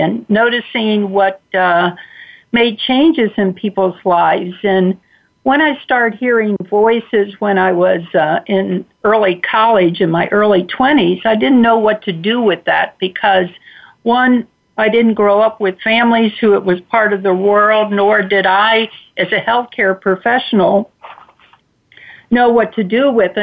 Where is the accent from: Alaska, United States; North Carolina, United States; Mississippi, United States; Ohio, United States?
Ohio, United States; Cincinnati; I grew up in Cincinnati, Ohio, to uh, uh, very loving parents